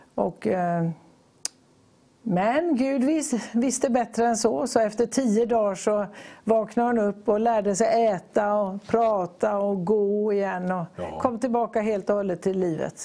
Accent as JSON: {"language": "Swedish", "town": "Gothenburg", "region": "Västra Götaland", "country": "Sweden", "tie": "born or raised there", "also_born_or_lived": "Borås / Tanzania"}